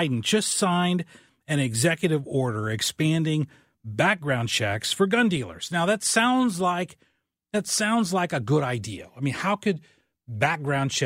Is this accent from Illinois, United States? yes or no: yes; a very small town in southern Illinois, United States; moved away; I'm from a very small town in southern Illinois